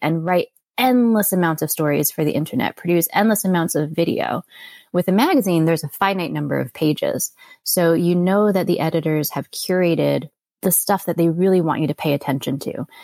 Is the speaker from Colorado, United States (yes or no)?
no; Connecticut, United States; moved away; also born or lived in Florida / New York City; I grew up mostly in Connecticut, and then my dad got a job in Florida, so we moved down there, and I stayed down there for college